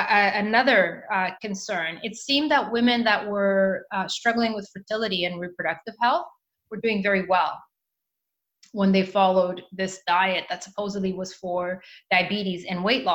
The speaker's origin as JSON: {"language": "English", "country": "Mozambique", "tie": "born or raised there", "also_born_or_lived": "Canada", "moved": "yes", "said": "I went back to Mozambique, which is where I am from, my country of birth."}